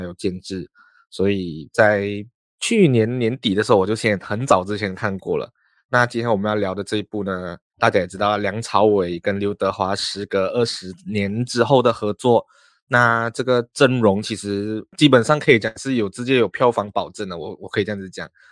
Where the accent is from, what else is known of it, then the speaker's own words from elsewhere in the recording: Malaysia; 因为我们是马来西亚人啊